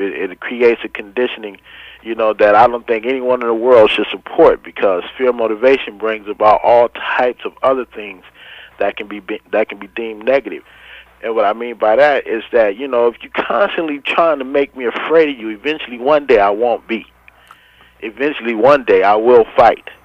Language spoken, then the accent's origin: English; Los Angeles, California, United States; as a teenager growing up in Watts